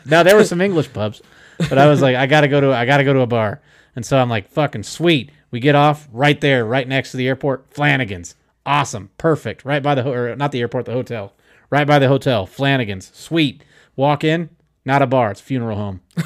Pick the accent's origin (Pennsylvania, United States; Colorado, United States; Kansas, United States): Kansas, United States; I said, Kansas.